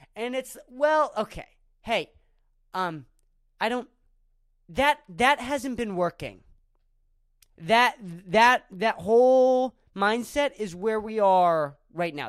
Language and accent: English; Erie, Pennsylvania, United States; moved away; my hometown, Erie